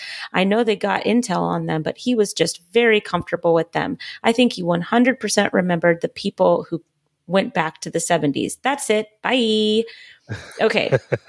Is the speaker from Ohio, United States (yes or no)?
yes; Hamilton, Ohio, United States; who was born in my hometown of Hamilton, Ohio, and went to high school where I live now.